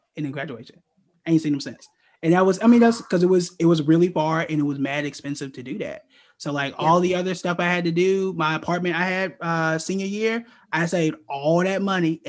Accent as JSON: {"language": "English", "region": "Oklahoma", "country": "United States", "moved": "as an adult", "said": "I'm from Oklahoma"}